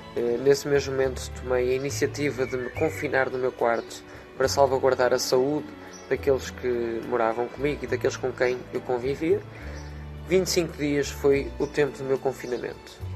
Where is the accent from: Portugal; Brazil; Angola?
Portugal; Esmoriz, Aveiro District; sou de Esmoriz, no Conselho de Ovar